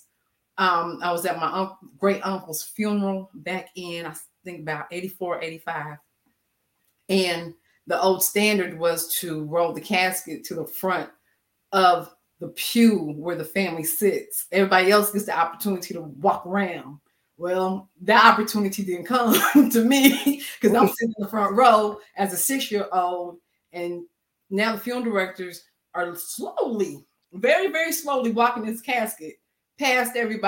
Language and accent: English; Manhattan, Kansas, United States; born and raised in Manhattan, Kansas